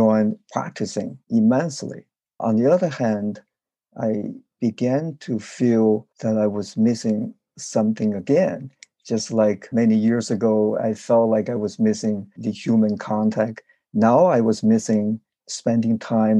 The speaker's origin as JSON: {"language": "English", "country": "China", "tie": "born or raised there", "moved": "as an adult", "lives_now": "United States", "said": "where I grew up in China"}